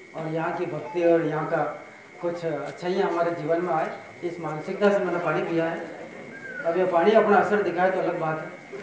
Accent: Chittorgarh, Rajasthan, India; accent: Mewari; मैं चित्तौड़ का रहने वाला हूँ

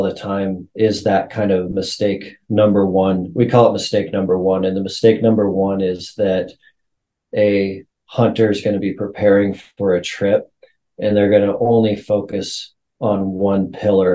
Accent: Montana, United States; So I'm a Montana kid. I was born and raised in Montana

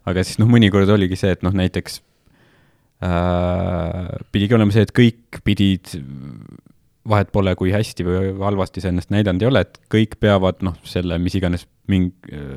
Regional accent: Estonia; Eestis vaata, me oleme, me tulime Nõukogude Liidust

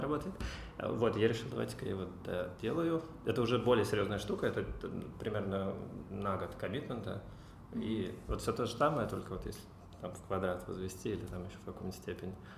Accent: Cheboksary, Chuvashia, Russia; Я родился в Чебоксарах, учился там же, в школе

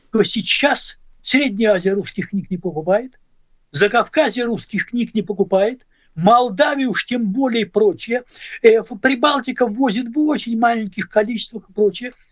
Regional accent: Zabaykalsky Krai, Russia; also born or lived in Ukraine / Belarus / Leningrad, Russia / Estonia; я вырос в Советском Союзе. Отец мой служил в армии. И родился я на Украине, а вырос в Забайкале, а школу кончал в Белоруссии, а университет кончал лучшие годы провел в Ленинграде

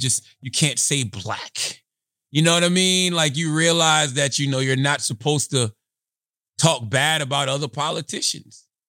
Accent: South Carolina, United States; moved away as an adult; now in New York, United States; my experiences growing up in South Carolina in a rural area and also living in New York since two thousand six

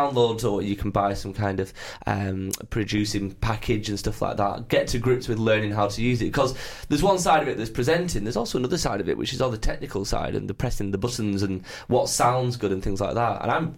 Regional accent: North West England, United Kingdom; And then went back to my hometown in Lancashire where there wasn't an awful lot going on, really.

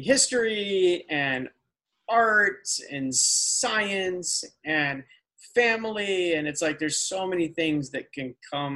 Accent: Midwest, United States; now in Los Angeles, United States; I'm from the Midwest

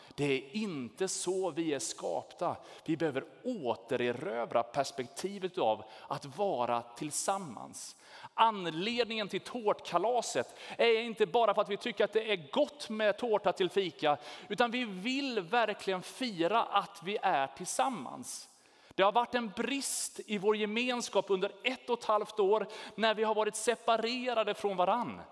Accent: Sweden; vi är svenskar

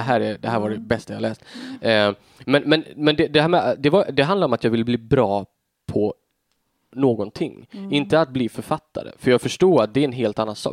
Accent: Tofta, Sweden; jag växte upp liksom i Tofta

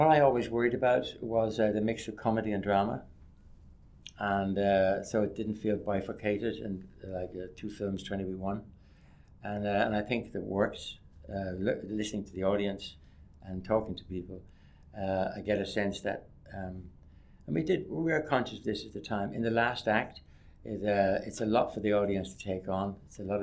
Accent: Ireland

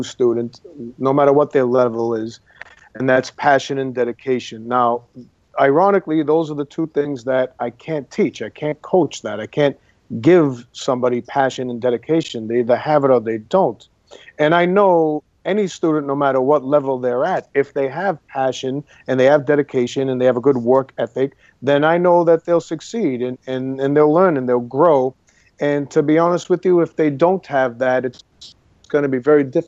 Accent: Boston, Massachusetts, United States; moved away as an adult; now in Los Angeles, United States; I am from Boston, Massachusetts, from a neighborhood called the North End of Boston

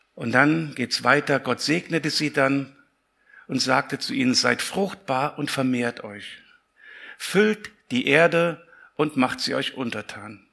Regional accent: Siegen, North Rhine-Westphalia, Germany; Ich komme aus Siegen

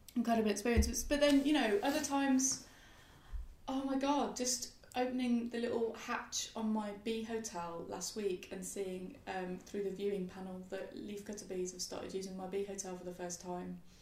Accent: Birmingham, West Midlands, United Kingdom; moved away; also born or lived in London; I grew up in Birmingham and I was living in London

